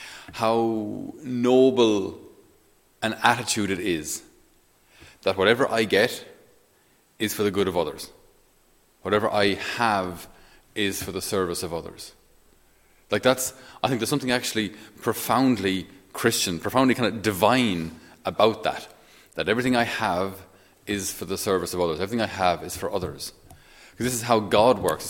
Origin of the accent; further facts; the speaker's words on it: Ireland; I didn't choose to grow up in Ireland